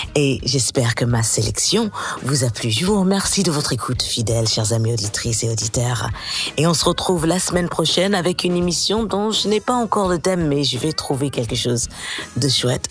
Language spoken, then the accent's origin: French; United States; accent: American; also born or lived in New Orleans; mon accent américain revient au galop depuis que je suis à la Nouvelle-Orléans. Ça fait trois mois maintenant que je suis chez ma mère, la Nouvelle-Orléans